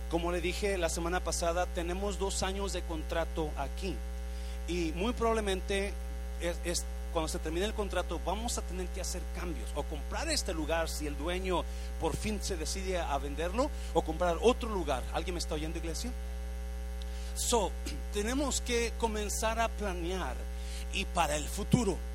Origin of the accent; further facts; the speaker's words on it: Mexico; moved away as an adult; now in United States; Cuando yo me vine de México para Estados Unidos, mi plan era llegar aquí un año y regresar a casarme con mi novia que tenía aquel tiempo.